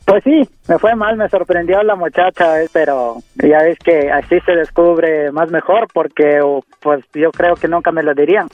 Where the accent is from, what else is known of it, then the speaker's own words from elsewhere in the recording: Mexico City, Mexico; also born or lived in Oaxaca; yo soy de Oaxaca, pero eh, todo el tiempo me la he pasado en la Ciudad de México. En Ciudad de México crecí más que nada